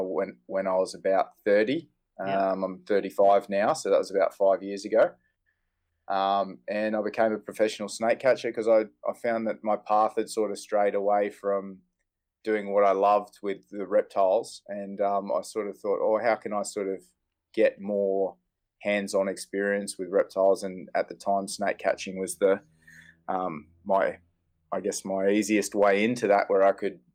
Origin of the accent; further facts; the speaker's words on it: Emerald, Queensland, Australia; also born or lived in Gold Coast, Queensland; I moved from the Gold Coast, that's where I was sort of born, and moved up to central Queensland, which was a big change, and it was more rural